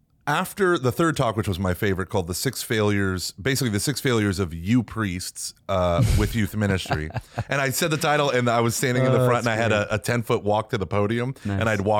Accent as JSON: {"language": "English", "region": "Texas", "country": "United States", "said": "I'm from Texas."}